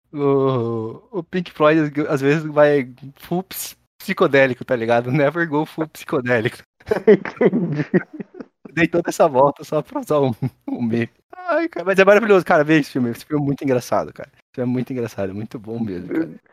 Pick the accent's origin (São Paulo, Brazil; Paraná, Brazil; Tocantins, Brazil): Paraná, Brazil; Colombo; eu nasci e cresci em Colombo